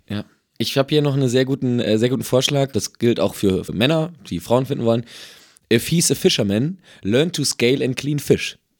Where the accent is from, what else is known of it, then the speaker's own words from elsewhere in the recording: Emsland, Lower Saxony, Germany; ich komme ja aus dem Emsland